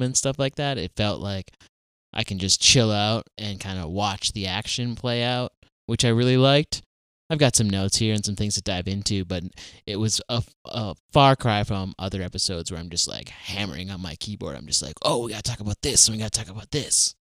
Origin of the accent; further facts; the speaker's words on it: Fargo, North Dakota, United States; growing up in Fargo, North Dakota